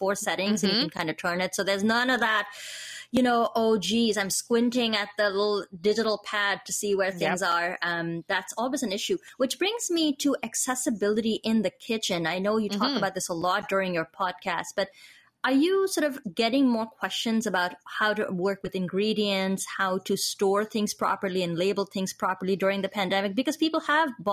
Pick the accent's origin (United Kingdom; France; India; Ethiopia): India; moved away; I grew up in India.